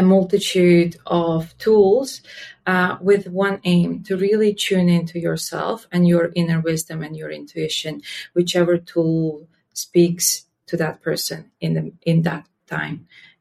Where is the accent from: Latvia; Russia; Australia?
Latvia; I was born and raised in Latvia.